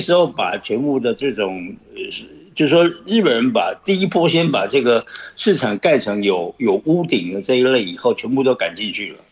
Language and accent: Chinese; Taiwan; 当然，我们台湾人也蒙受其利嘛